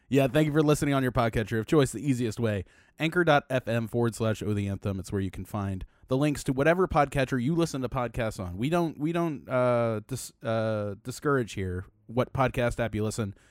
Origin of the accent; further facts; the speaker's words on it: Baltimore, Maryland, United States; moved away as an adult; now in Los Angeles, United States; I was born in Baltimore in eighty-four